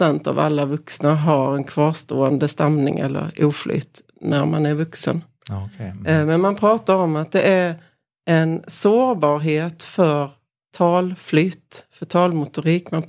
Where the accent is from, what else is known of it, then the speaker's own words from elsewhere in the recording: Korpilombolo, Norrbotten County, Sweden; Så jag kan inte säga att jag är från Pajala. Utan, eller jag kan säga att jag är från Korpilombolo utan jag säger att jag är från Pajala.